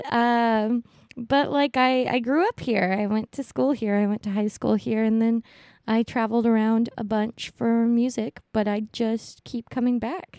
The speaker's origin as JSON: {"language": "English", "town": "Honolulu", "region": "Hawaii", "country": "United States", "tie": "born or raised there", "also_born_or_lived": "US mainland", "moved": "yes", "said": "I was born in Honolulu, Hawaii."}